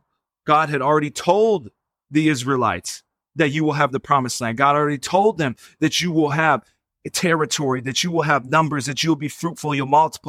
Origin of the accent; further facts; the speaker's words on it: Minnesota, United States; moved away as an adult; now in Arizona, United States; I grew up in Minnesota